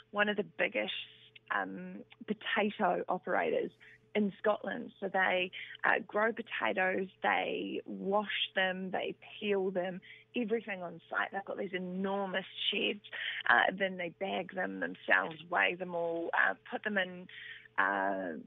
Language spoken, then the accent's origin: English; Aberfeldy, Manawatū-Whanganui, New Zealand; I was born at Aberfeldy in New Zealand, which is between Whanganui and Rātahi